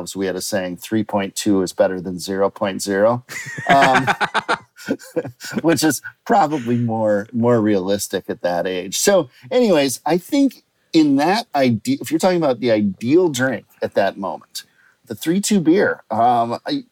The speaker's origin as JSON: {"language": "English", "town": "Minneapolis", "region": "Minnesota", "country": "United States", "tie": "born or raised there", "said": "where I grew up in Minneapolis, in Minnesota, we have something called 3-2 beer."}